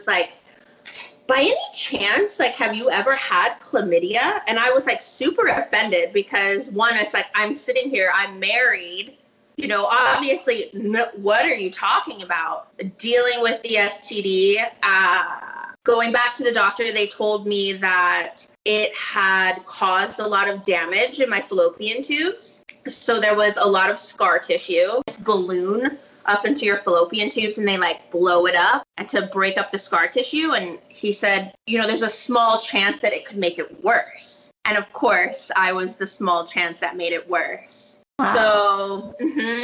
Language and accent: English; Hawaii, United States; now in Paso Robles, United States; I was raised in Hawaii. I currently live in Paso Robles, California